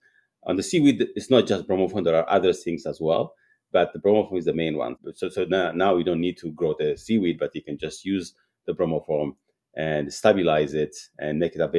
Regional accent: Eritrea; Growing up, I used to really enjoy milk and animals for food and beef and all that because it wasn't available as much as one would like.

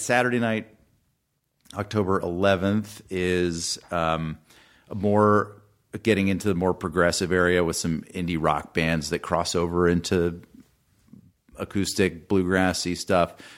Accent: Atlanta, Georgia, United States; I grew up in Atlanta, and my mom's family was in Nashville

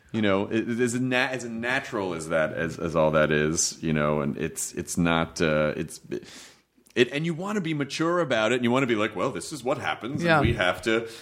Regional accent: Memphis, Tennessee, United States; moved away; also born or lived in Louisville, Kentucky; I was born in Kentucky, but I grew up in Memphis.

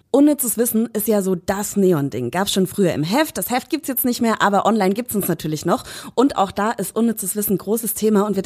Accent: Bavaria, Germany; mein Papa ist Amerikaner und ich bin in Franken aufgewachsen. Und ich glaube, mein Hirn hat das einfach nicht hinbekommen Deutsch, Englisch und Fränkisch noch zu sprechen.

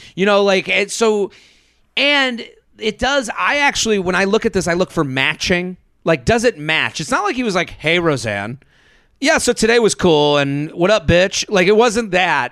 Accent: Boston, Massachusetts, United States; moved away as an adult; now in New York City, United States; I'm from Boston right. I've lived here since 2007

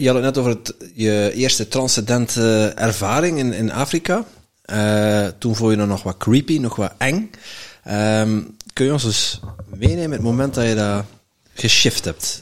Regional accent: Netherlands; now in Belgium; ik ben een, een Hollander

